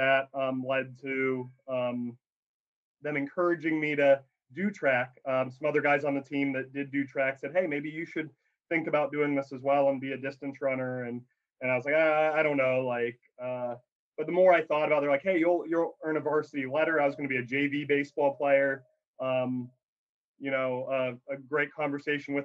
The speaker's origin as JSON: {"language": "English", "town": "Alliance", "region": "Ohio", "country": "United States", "tie": "born or raised there", "moved": "yes", "said": "I grew up in Northeast Ohio, Alliance, Ohio, where Mount Union is"}